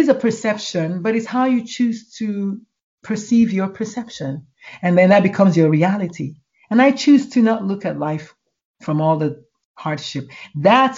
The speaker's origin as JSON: {"language": "English", "country": "Nigeria", "tie": "born or raised there", "moved": "as an adult", "lives_now": "United States", "said": "I grew up in Nigeria"}